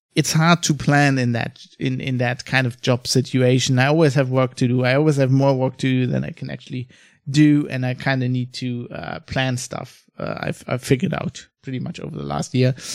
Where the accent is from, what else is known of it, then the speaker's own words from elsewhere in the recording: Germany; also born or lived in Australia / United Kingdom; I live in Germany. I'm fr-, I'm from Germany